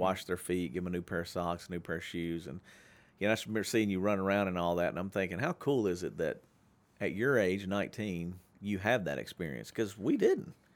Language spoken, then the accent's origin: English; Shreveport, Louisiana, United States; my hometown